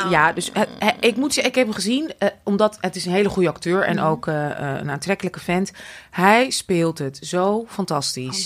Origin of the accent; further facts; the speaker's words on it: Amsterdam, North Holland, Netherlands; ik ben natuurlijk opgegroeid in Amsterdam.